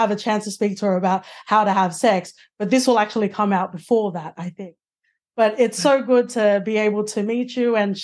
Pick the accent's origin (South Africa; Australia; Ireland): Australia; Sydney, New South Wales; I'm from Western Sydney